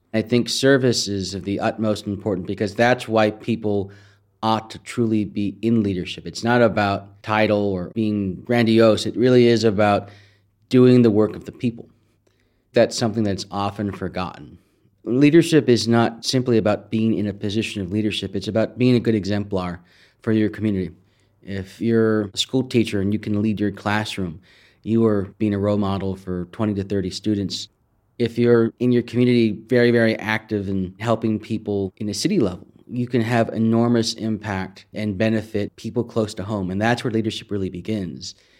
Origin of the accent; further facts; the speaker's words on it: San Jose, California, United States; I'm originally from San Jose, California, right in the heart of Silicon Valley